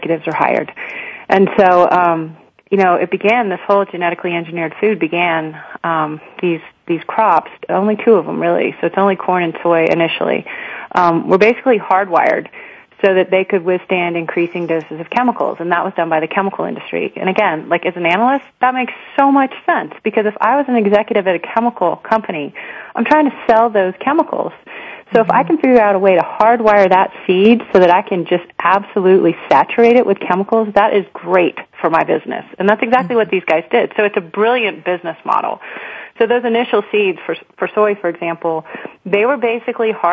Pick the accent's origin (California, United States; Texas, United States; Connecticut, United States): Texas, United States; Houston; I'd been born and raised in Houston, Texas